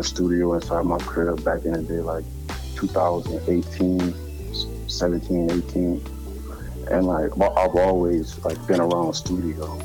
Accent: Houma, Louisiana, United States; accent: country; I'm from Louisiana, but I'm from a place called Houma, and that's like 35 minutes south of New Orleans.

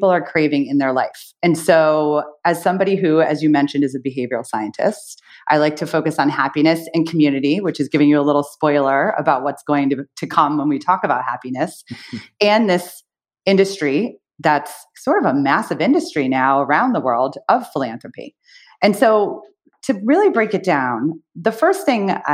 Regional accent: United States; also born or lived in United Kingdom

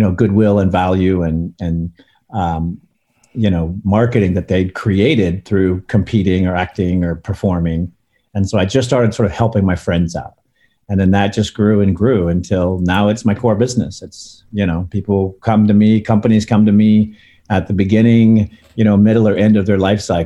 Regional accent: Northern California, United States; born or raised there; also born or lived in Santa Monica, California

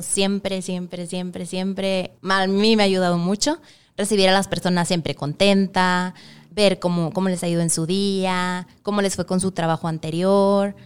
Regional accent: Monterrey, Nuevo León, Mexico; yo soy de Monterrey

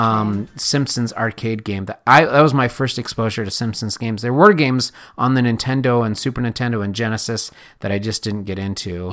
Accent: Correctionville, Iowa, United States; moved away; growing up in Correctionville, Iowa

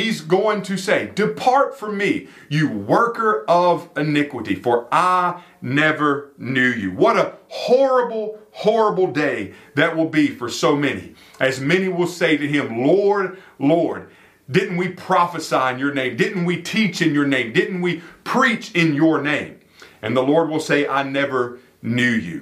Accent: York, South Carolina, United States; moved away; I was down in my hometown of York, South Carolina

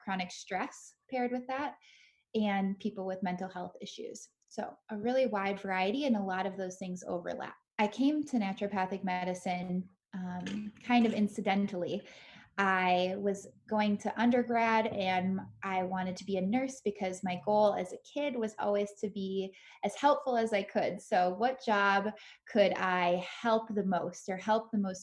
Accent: Minnesota, United States; moved away; I grew up in Minnesota, so now I'm back here

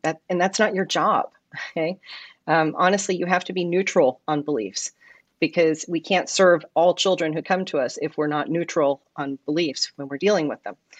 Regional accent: New York City, New York, United States; moved away as an adult; now in Simi Valley, United States; I'm not a California native. I come from New York City originally. I moved to Simi Valley when I was twenty

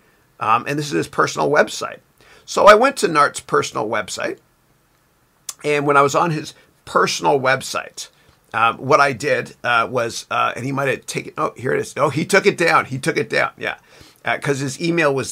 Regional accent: Canada; I'm Canadian.

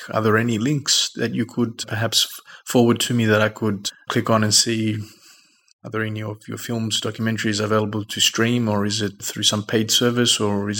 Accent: Australia; now in Kythera, Greece; Born and raised in Australia, but my background is of Greek heritage. Mm-hmm. And I'm actually in Greece right now. I live on a small island called Kythera.

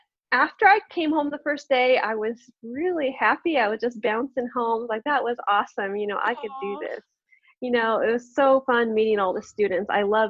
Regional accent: Pacific Northwest, United States; moved away as an adult; also born or lived in South Korea; now in Vienna, Austria; I am American. I grew up on the West Coast, the beautiful Pacific Northwest, the best place to be. And now I live in Vienna, Austria with my husband. So it's Vienna, Austria, where my family and I are living right now.

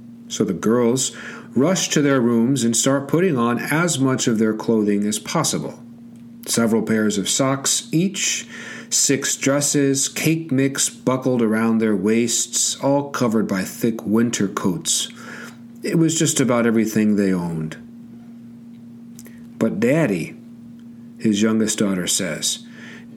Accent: Georgia, United States; my home state of Georgia

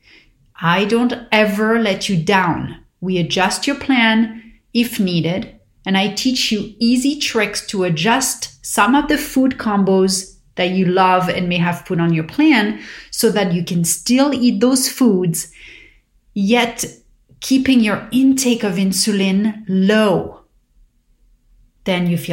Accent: Paris, Île-de-France, France; growing up in Paris

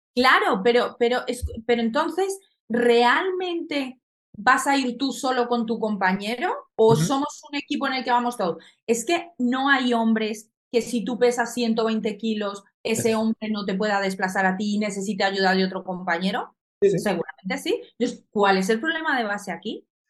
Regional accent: Colombia; now in Spain; nací en Colombia, entonces en Colombia el patinaje es algo muy grande

